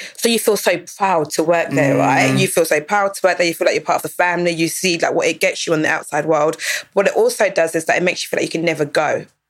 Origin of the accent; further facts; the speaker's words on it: Dagenham, London, United Kingdom; I grew up in Dagenham. I was in second school in Dagenham